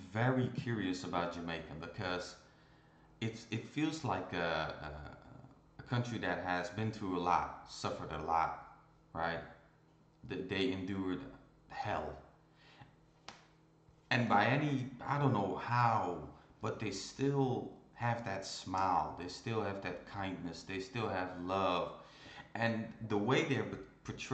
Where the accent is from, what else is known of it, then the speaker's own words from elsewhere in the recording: Ireland; also born or lived in Iran; I was born in Iran and I came to Ireland when I was two